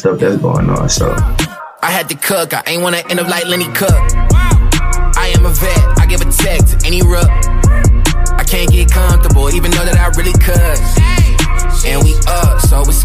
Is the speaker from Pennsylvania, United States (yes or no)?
no; Bristol, Virginia, United States; I'm from Bristol, Virginia. Born and raised